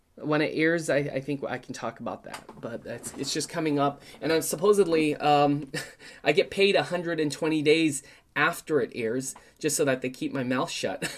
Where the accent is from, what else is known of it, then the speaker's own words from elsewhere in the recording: San Francisco, California, United States; I grew up in San Francisco